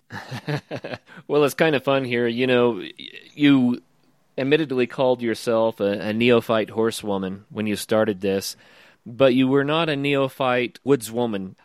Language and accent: English; the American West, United States; I'm from the American West